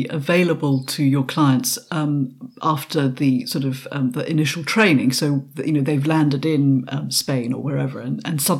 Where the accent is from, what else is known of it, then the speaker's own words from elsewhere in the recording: Malaysia; Um, I'm from Malaysia. Uh, this is, you know, thinking about when I, I, came over here.